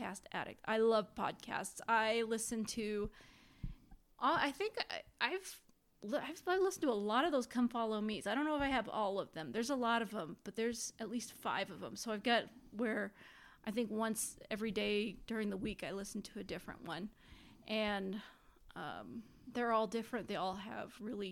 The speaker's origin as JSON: {"language": "English", "region": "Indiana", "country": "United States", "tie": "born or raised there", "said": "I grew up in Indiana"}